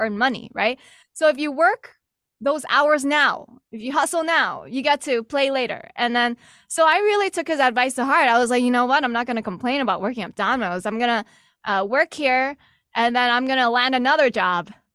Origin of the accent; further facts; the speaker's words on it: New York City, New York, United States; also born or lived in Texas; now in Boston, United States; I'm actually originally from New York City